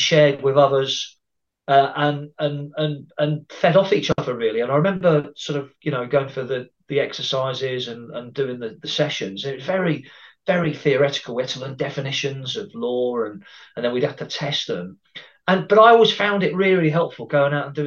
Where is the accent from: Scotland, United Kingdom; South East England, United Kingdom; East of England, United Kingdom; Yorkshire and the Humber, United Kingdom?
East of England, United Kingdom; Cambridgeshire; moved away as an adult; also born or lived in Brighton; my area where I grew up in the Cambridgeshire area